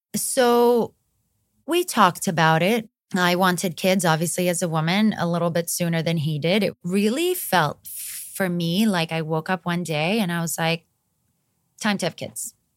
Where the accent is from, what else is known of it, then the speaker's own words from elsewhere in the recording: Greece; moved away as an adult; also born or lived in Montenegro / Los Angeles, United States; now in United States; I'm from Montenegro. My family moved to Greece when I was nine years old. I grew up there.